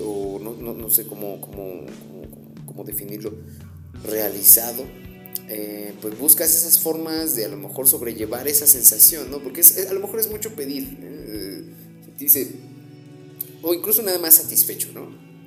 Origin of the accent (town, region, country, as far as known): Mexico